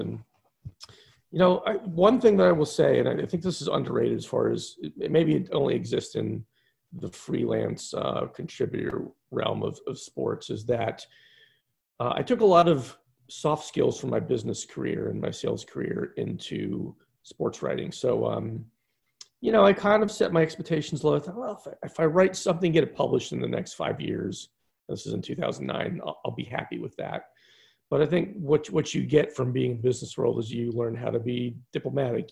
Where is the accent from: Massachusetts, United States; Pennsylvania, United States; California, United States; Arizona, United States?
Pennsylvania, United States; Philadelphia; I grew up outside Philadelphia